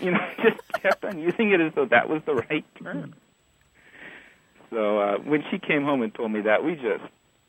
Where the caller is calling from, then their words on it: Dallas, Texas, United States; I'm calling from Dallas, Texas.